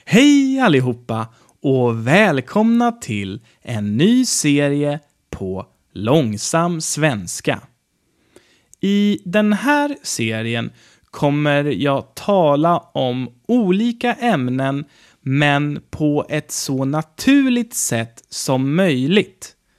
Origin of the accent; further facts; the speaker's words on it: Sweden; mitt hemland Sverige